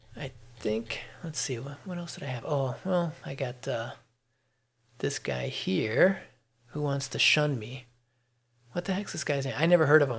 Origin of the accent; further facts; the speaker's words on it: Chicago, Illinois, United States; moved away as an adult; now in Georgia, United States; I'm from Chicago, and I, you know I keep paying attention to the news in Chicago. So I read the Chicago Tribune and I watch uh, things that come across the regular news uh, for my hometown area because I, you know, I grew up there